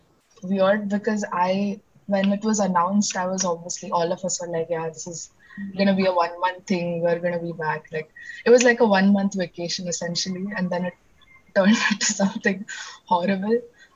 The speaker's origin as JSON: {"language": "English", "town": "Pune", "region": "Maharashtra", "country": "India", "second_language": "English", "said": "And I'm from Pune."}